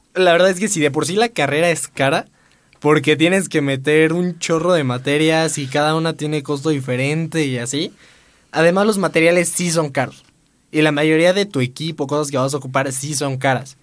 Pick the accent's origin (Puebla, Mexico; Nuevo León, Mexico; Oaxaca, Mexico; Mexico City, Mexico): Puebla, Mexico; soy de aquí. Soy de aquí ah. toda la vida siendo poblano